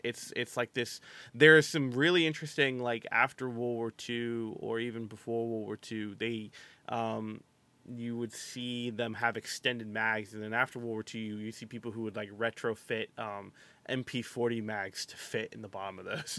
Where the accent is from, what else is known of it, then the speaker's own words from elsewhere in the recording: United States; I'm American, I have a pass